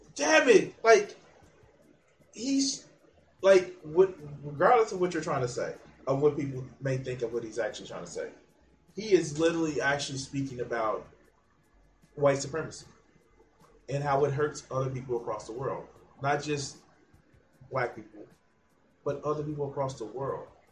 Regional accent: United States; I'm not the same American as somebody who lives in Arkansas.

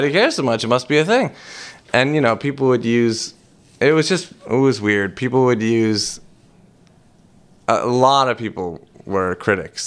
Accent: Boston, Massachusetts, United States; I was born in Boston, raised on welfare

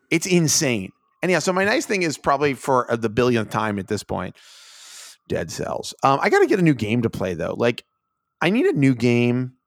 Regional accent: United States; I'm an American

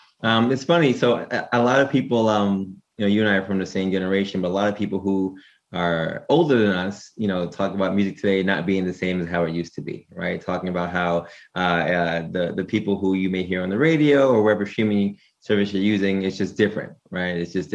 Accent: New York City, New York, United States; We're both from Brooklyn.

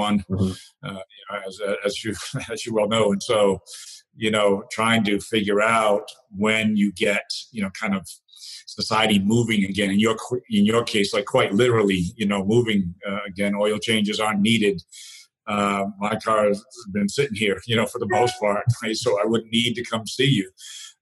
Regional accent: New Bedford, Massachusetts, United States; I grew up in New Bedford, Massachusetts

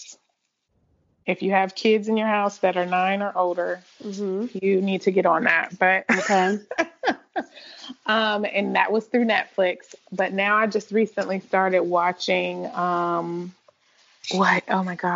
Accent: Chicago, Illinois, United States; born or raised there; now in Georgia, United States

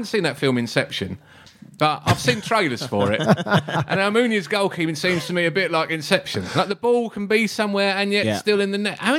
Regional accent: Loughton, East of England, United Kingdom; I grew up in Loughton, so they were just up the tube line.

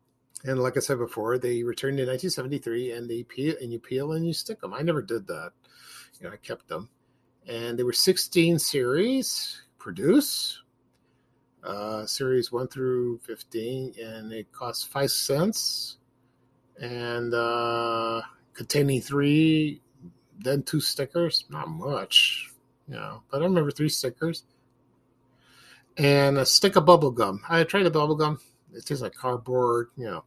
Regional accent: Chicago, Illinois, United States; I'm from Chicago

